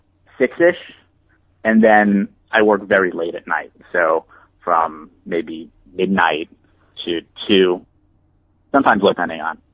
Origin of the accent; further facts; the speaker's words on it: Yorktown Heights, New York, United States; now in Washington, D.C., United States; I grew up in Yorktown Heights, which is in Westchester